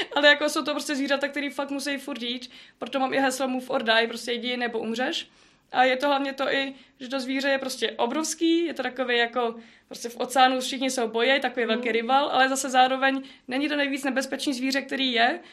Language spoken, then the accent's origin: Czech; Citoliby, Ústí nad Labem Region, Czechia; jsem z Citolib, taková malá vesnice, hezká